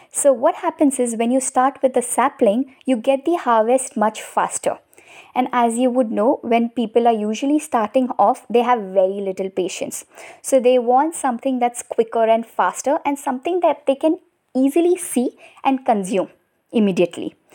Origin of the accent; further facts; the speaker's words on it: Mumbai, Maharashtra, India; I'm from Mumbai